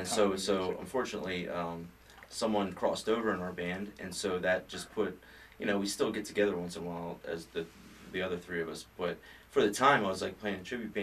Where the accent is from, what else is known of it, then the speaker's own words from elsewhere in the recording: Philadelphia, Pennsylvania, United States; I'm originally from Holmesburg in Northeast Philly